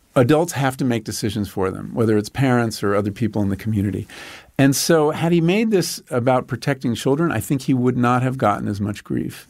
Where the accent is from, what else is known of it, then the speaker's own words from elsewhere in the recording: Long Island, New York, United States; When I grew up on Long Island